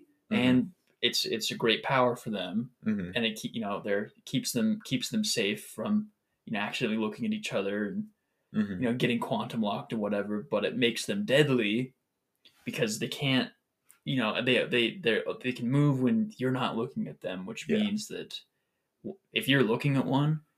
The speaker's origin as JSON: {"language": "English", "country": "United States", "said": "Dang, I'm glad we're American."}